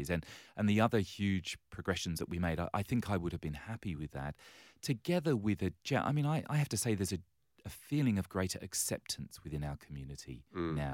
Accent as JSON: {"language": "English", "region": "England", "country": "United Kingdom", "lives_now": "Australia", "said": "yes, you, you might pick from my accent"}